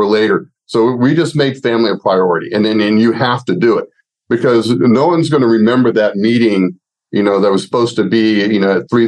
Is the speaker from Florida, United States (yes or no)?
yes; Gainesville, Florida, United States; my hometown, Gainesville, Florida